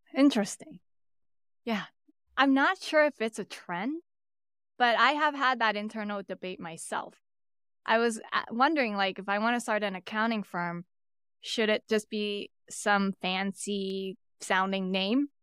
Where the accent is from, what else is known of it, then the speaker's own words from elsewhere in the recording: New York City, New York, United States; I'm born and raised in Brooklyn, New York.